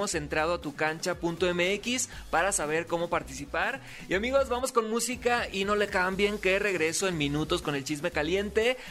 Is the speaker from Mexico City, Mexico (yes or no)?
no; Sinaloa, Mexico; Soy TikToker, soy locutor, soy sinaloense